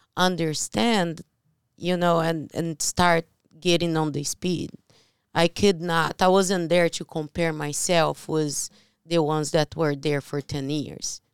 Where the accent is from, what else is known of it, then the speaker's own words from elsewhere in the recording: Brazil; English is a second language; moved away; I'm from Brazil